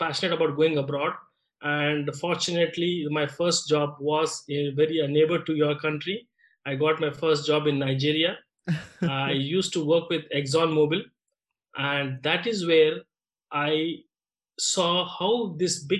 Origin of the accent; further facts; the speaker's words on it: Kolkata, West Bengal, India; I am born and brought up in Calcutta, which is in the eastern part of India